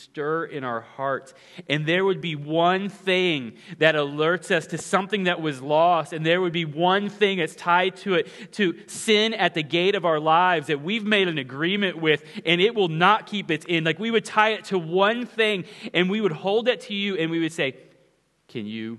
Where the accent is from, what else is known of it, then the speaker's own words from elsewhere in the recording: Ponca City, Oklahoma, United States; the house that I grew up in Ponca City, Oklahoma